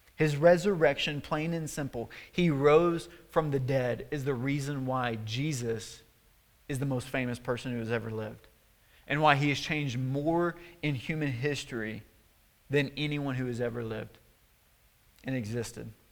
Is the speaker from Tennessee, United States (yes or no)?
yes; Tennessee, United States; my hometown in Tennessee, where I'm from